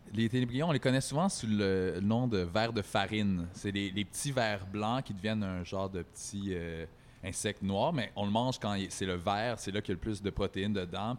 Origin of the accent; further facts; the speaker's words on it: Quebec, Canada; pour nous en tant que Québécois